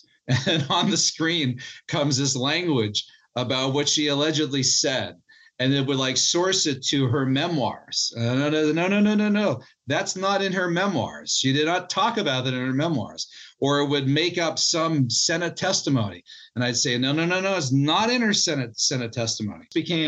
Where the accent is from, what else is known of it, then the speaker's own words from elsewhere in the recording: Pittsburgh, Pennsylvania, United States; I was born and raised in Western Pennsylvania, Pittsburgh, Pennsylvania